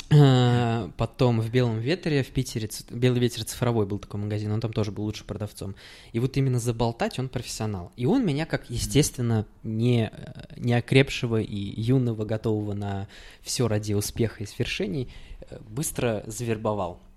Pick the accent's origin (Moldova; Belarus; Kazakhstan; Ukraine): Kazakhstan; Uralsk, West Kazakhstan Region; now in Saint Petersburg, Russia; я из Уральска